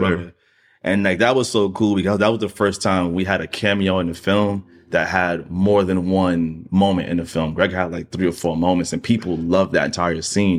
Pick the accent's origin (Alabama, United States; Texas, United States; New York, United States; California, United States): New York, United States; New York City; I'm still from Queens